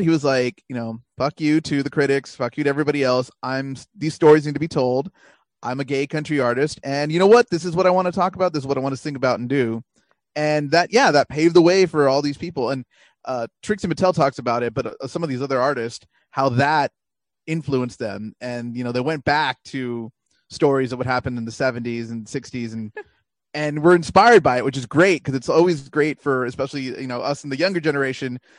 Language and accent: English; Deep South Texas, United States; I grew up in Deep South Texas and I was raised on a steady diet of country music